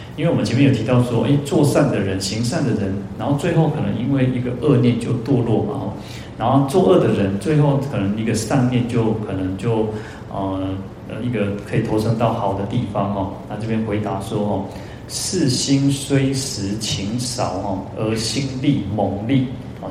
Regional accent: Taiwan; 我们讲台语就好，我们讲闽南语，我们， 我们一般我们现在都讲讲讲说台语，叫台湾话

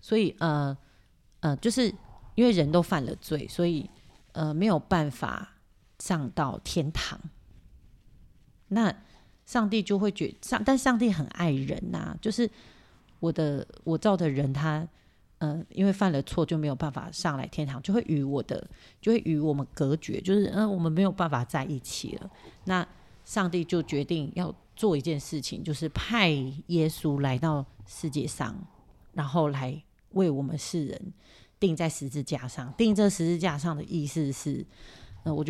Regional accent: Taiwan; born there; 所以其实我也很很感谢神，我就生在台湾呢。

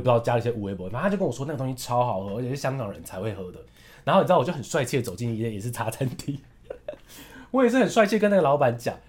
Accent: Taiwan; also born or lived in Taipei; 我是从台湾来的

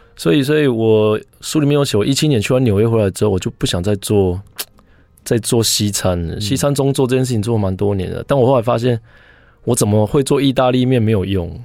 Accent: Kaohsiung, Taiwan; also born or lived in Tainan; now in Taipei, Taiwan; 我是台南出生，高雄长大，所以两边都蛮熟的

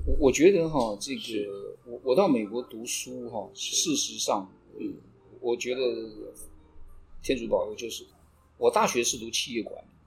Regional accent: Neihu, Taipei, Taiwan; also born or lived in United States; 我以前小的时候住在内湖，对。我的本堂是内湖堂

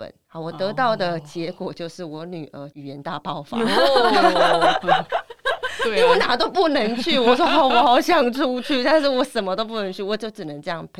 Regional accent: Taiwan; 反正医疗资源这么丰富，我们就相信我们台湾人的医疗

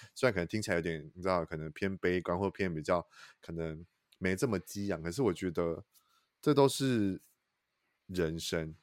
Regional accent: Taichung, Taiwan; 身为我台中人

